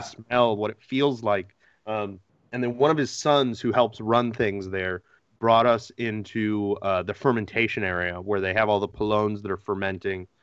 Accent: Connecticut, United States; I grew up in Connecticut

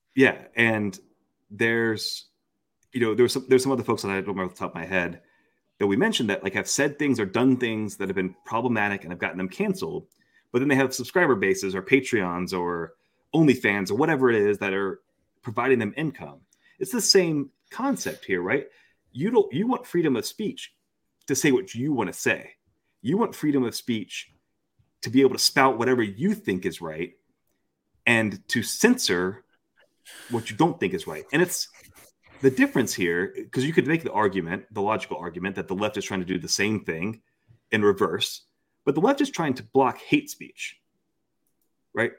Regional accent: Florida, United States; moved away; also born or lived in Daunte Culpepper's hometown (Ocala, Florida); I'm actually nearing as much time out of Florida as I spent in Florida. So, um, I'm, I'm so close to being able to not, not say I'm from Florida anymore

